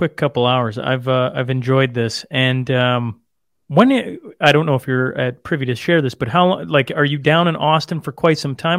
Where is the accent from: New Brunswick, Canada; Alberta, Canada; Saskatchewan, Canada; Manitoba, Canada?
Saskatchewan, Canada; Just north of Lloyd, okay. On a farm, just in Saskatchewan.